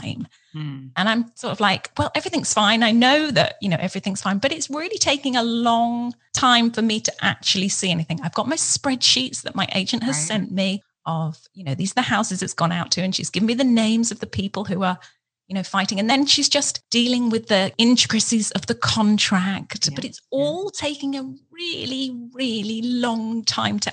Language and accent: English; England, United Kingdom; moved away as an adult; now in United States; I was in a brand new country. You know, I come from England. So I'm in America